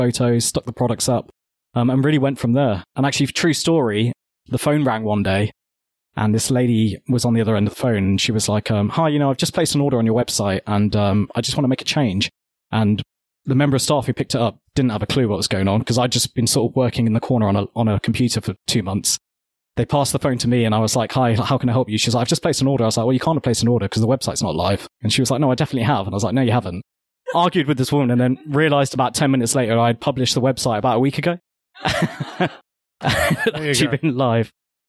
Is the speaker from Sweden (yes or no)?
no; Birmingham, West Midlands, United Kingdom; So I am from Birmingham. Mm-hmm. I was actually born, technically I was born in Small Heath, which is my claim to being a Peaky Blinder. But we quickly moved to Hall Green and then Sully Hull. And I grew up here